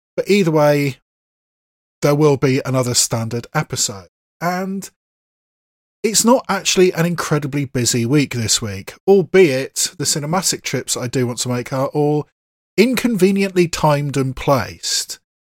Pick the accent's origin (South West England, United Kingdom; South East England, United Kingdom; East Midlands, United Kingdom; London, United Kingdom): South West England, United Kingdom; Bath; my hometown of Bath